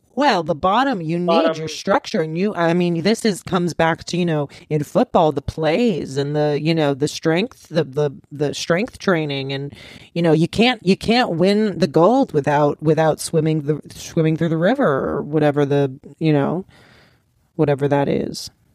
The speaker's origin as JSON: {"language": "English", "town": "Los Angeles", "region": "California", "country": "United States", "said": "I'm from Rancho out here in, in Los Angeles"}